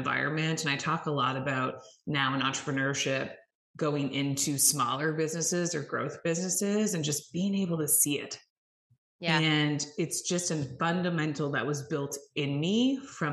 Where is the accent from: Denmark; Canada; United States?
Canada; I am Canadian. So yes, north of the border